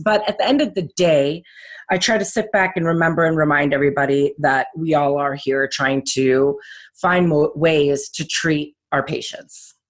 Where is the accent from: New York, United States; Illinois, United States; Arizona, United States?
Illinois, United States; Chicago; also born or lived in California; I'm actually a Chicagoland native, uh, born and raised, and went to Barrington High School